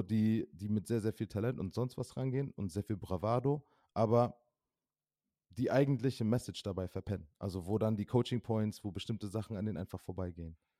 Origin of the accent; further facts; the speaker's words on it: Osnabrück, Lower Saxony, Germany; now in Mainz, Germany; in meiner Heimatstadt Osnabrück